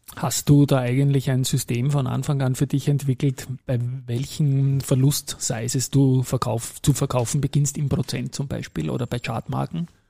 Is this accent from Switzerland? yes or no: no; Austria; als Österreicher